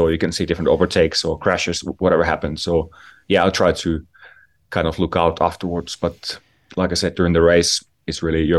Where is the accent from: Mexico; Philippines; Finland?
Finland; We had a really successful first event for the Finland Gravel in my hometown.